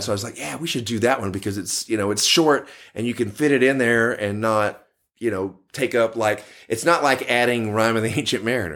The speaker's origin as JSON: {"language": "English", "town": "Dallas", "region": "Texas", "country": "United States", "tie": "born or raised there", "said": "Born and raised in Dallas, Texas."}